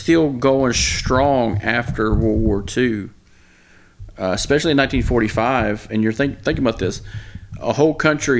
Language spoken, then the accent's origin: English; the American South, United States; You know, we grew up in the American South